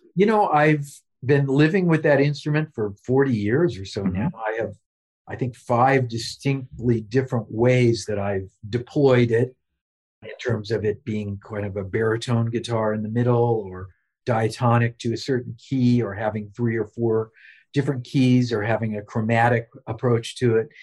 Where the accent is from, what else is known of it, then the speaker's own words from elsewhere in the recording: Lee's Summit, Missouri, United States; my life growing up in Lee Summit, Missouri